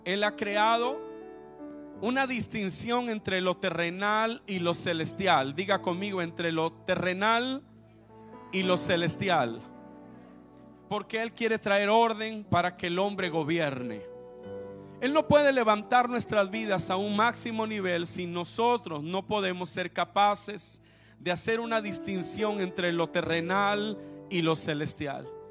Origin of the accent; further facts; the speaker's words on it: Veracruz, Mexico; yo soy mexicano, sé que parezco así como de Finlandia, pero soy veracruzano